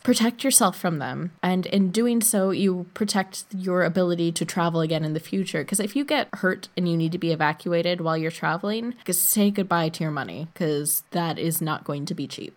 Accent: United States; moved away as an adult; I am an American citizen living abroad

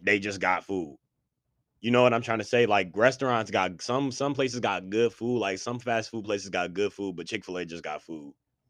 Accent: Buffalo, New York, United States; I'm just from Buffalo

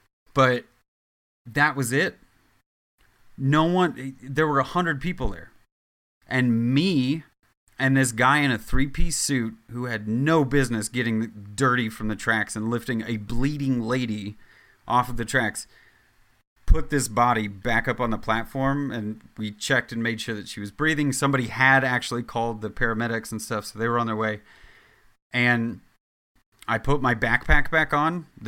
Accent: Midwest, United States; now in New York, United States; I come from the Midwest where you say hello to people and you're not a dickhead on a regular basis.

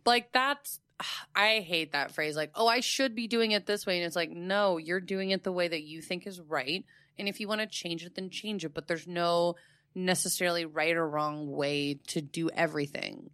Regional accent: Fort Myers, Florida, United States; in my hometown, that's where he created it, and there's the Thomas Edison and Henry Ford Winter Estates

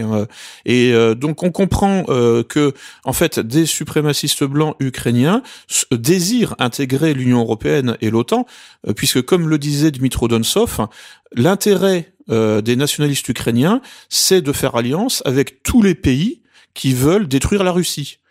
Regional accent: France; je suis français

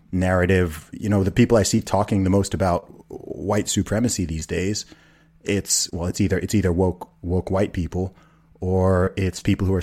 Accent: United Kingdom; I'm from the UK. I'm British and Nigerian, so I'm not a Black American.

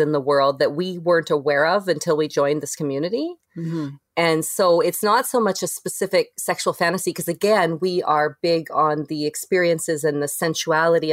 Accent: Canada; also born or lived in Toronto; we're Toronto and just because we're Canadian

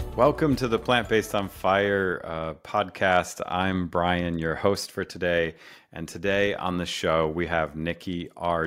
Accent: Rochester, New York, United States; I grew up in Rochester

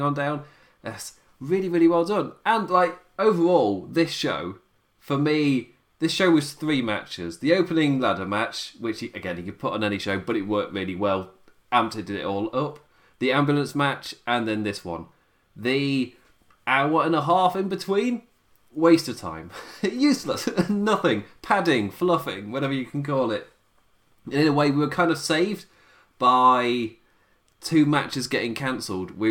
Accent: United Kingdom; as like a British viewer

